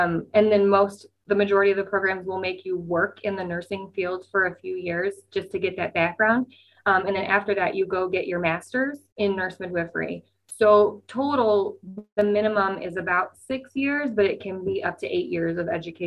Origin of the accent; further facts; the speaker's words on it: Nebraska, United States; now in Des Moines, United States; I am from Nebraska